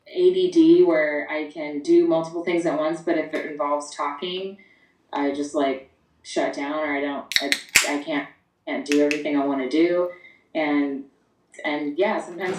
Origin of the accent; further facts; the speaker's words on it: Long Beach, California, United States; the youngest of the two. I'm born and raised in Long Beach. Long Beach native.